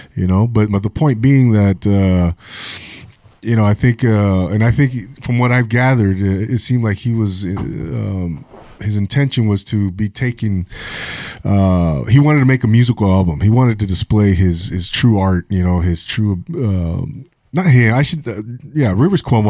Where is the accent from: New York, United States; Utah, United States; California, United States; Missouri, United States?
California, United States; Rancho Cucamonga; now in Ventura, United States; I grew up in Rancho Cucamonga, Inland Empire